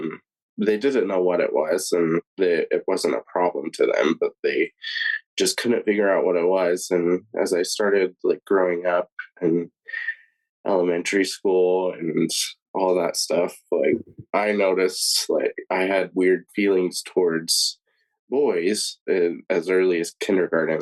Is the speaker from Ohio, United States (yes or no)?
no; Tucson, Arizona, United States; moved away as an adult; also born or lived in Wichita, Kansas; now in Logan, United States; I was born and raised in Tucson, Arizona